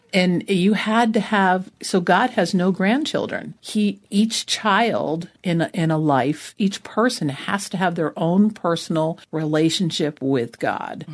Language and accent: English; New Jersey, United States; also born or lived in Vermont; now in Arizona, United States; I was born in New Jersey, so I'm a Jersey girl.